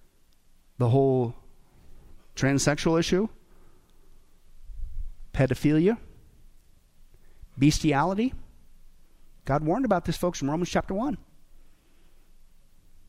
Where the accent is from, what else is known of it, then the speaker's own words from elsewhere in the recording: Kansas, United States; now in Las Vegas, United States; I grew up in Kansas